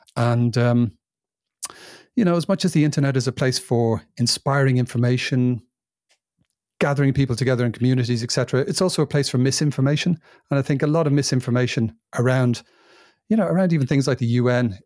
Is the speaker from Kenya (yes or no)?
no; England, United Kingdom; moved away as an adult; also born or lived in Ireland; now in Spain; It's a place that I've lived for the most of my life. 27 years I spent over there